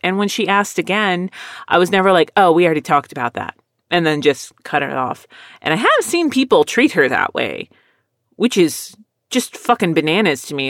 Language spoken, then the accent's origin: English; Texas, United States; also born or lived in Philadelphia, Pennsylvania; I lived here most of my life